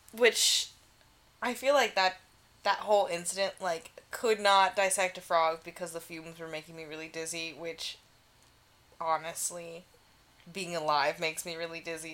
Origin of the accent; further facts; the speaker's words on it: New York City, New York, United States; I'm from New York City